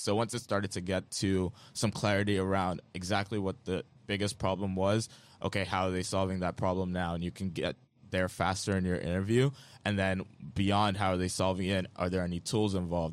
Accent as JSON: {"language": "English", "region": "Lagos", "country": "Nigeria", "tie": "born or raised there", "said": "I grew up in Lagos, Nigeria, in a family of artists"}